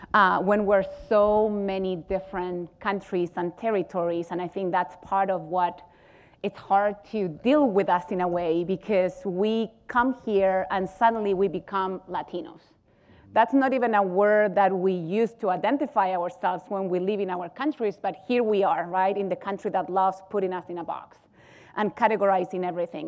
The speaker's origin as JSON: {"language": "English", "country": "Chile", "moved": "as an adult", "lives_now": "United States", "said": "I live in Chile"}